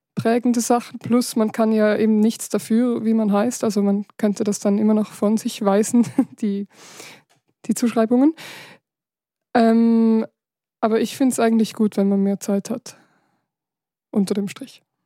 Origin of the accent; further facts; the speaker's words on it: Switzerland; in der Gegend, wo ich aufgewachsen bin, also im Rheintal